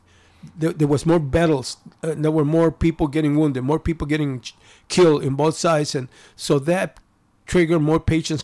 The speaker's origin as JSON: {"language": "English", "town": "Chicago", "region": "Illinois", "country": "United States", "tie": "born or raised there", "also_born_or_lived": "Japan", "said": "I grew up in Pilsen, in a very peaceful neighborhood at that time"}